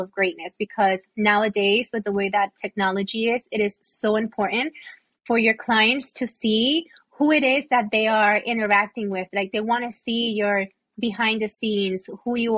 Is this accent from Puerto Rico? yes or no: yes; Puerto Rico; accent: Puerto Rican; now in Florida, United States; I have an accent when I talk. Like, it's like, I'm not Puerto Rican enough, but I'm not American enough.